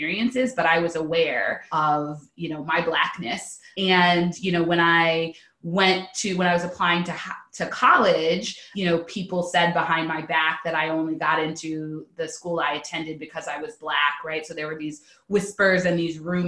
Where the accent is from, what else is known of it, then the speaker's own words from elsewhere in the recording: Pasadena, California, United States; I'm originally from Southern California, Pasadena, California specifically.